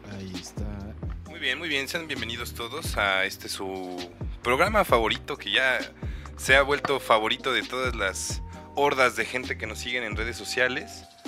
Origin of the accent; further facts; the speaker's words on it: Cuautitlán, State of Mexico, Mexico; yo crecí en Cuauti